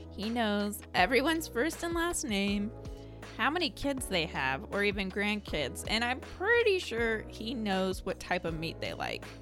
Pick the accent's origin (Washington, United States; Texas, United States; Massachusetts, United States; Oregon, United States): Oregon, United States; Scappoose; I grew up in Scappoose, Oregon, just 30 minutes away from Portland